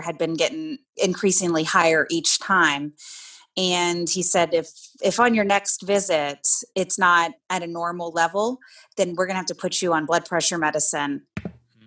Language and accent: English; Louisiana, United States; moved away; I grew up in Louisiana, and man, do we love food in Louisiana